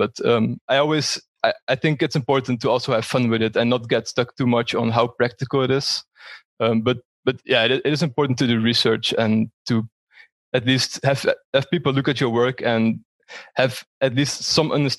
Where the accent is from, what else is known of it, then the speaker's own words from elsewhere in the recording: Netherlands; moved away as an adult; also born or lived in Breda, Netherlands / Valencia, Spain; now in Frankfurt, Germany; from the Netherlands, currently live in Frankfurt.